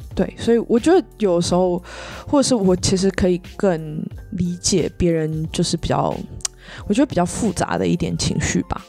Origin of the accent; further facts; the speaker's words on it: Taiwan; moved away as an adult; now in Sweden; 我是台湾人